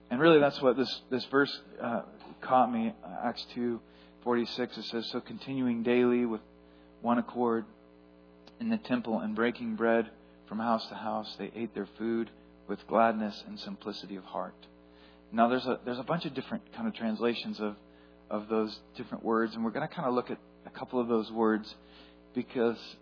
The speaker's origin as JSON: {"language": "English", "town": "Etna", "region": "California", "country": "United States", "tie": "born or raised there", "said": "growing up in Etna, California"}